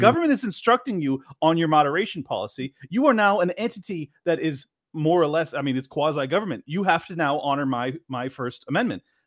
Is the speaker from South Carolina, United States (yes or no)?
no; San Diego, California, United States; moved away as an adult; now in Miami, United States; I grew up in San Diego